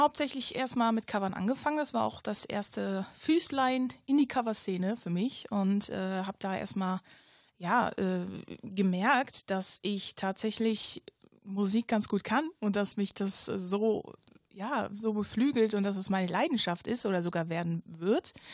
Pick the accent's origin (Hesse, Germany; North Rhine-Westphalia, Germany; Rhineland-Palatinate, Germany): North Rhine-Westphalia, Germany; Ratingen; ich komme aus Rating, äh, ein kleines Dörfchen, obwohl was heißt klein, ne? Ein kleines Städtchen